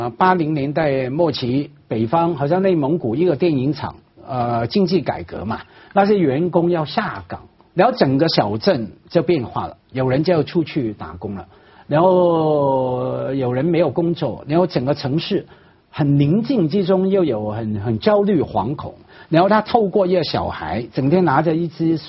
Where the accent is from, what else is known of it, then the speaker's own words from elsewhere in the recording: Hong Kong; 我我一个香港人啊，在大城市长大，我看了也有眼。